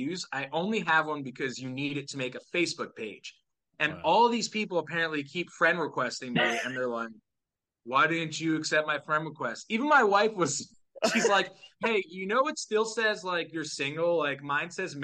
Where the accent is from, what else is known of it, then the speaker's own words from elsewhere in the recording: New Jersey, United States; my hometown in Jersey